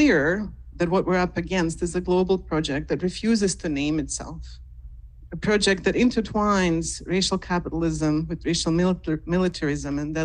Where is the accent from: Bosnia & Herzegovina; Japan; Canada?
Bosnia & Herzegovina; Mostar, Federation of Bosnia and Herzegovina; moved away; my hometown in Mostar, which is in Bosnia and Herzegovina